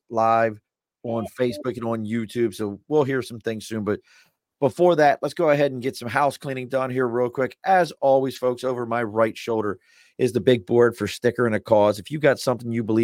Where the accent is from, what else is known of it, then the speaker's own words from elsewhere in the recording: Baltimore, Maryland, United States; moved away; also born or lived in New York; I'm originally from Baltimore